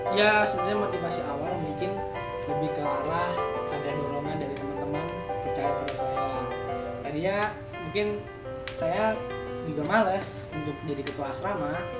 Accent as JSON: {"language": "Indonesian", "town": "Bogor", "region": "West Java", "country": "Indonesia", "moved": "yes", "lives_now": "Yogyakarta, Indonesia", "said": "gua dari Bogor"}